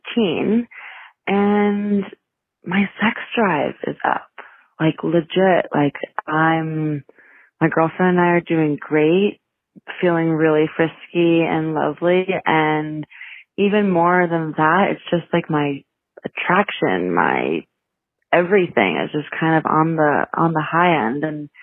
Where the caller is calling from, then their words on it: Brooklyn, New York, United States; I'm calling from Brooklyn, lesbian lady over here